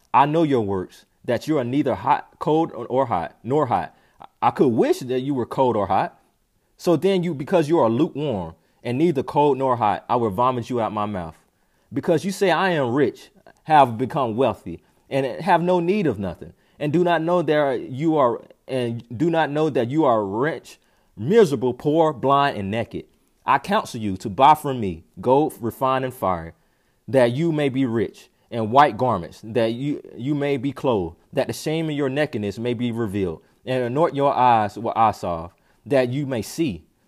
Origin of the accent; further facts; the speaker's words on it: North Carolina, United States; moved away; also born or lived in Orlando, Florida / Tampa, Florida; I'm from North Carolina